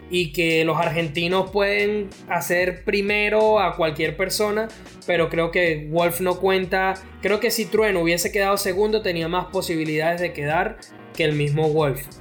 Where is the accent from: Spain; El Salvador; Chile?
Spain; yo soy de España